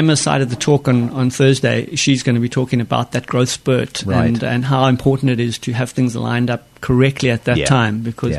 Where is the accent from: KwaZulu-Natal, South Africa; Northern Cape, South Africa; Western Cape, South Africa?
Western Cape, South Africa; Stellenbosch; moved away; I was born and raised in South Africa, in a town called Stellenbosch in the wine-growing region.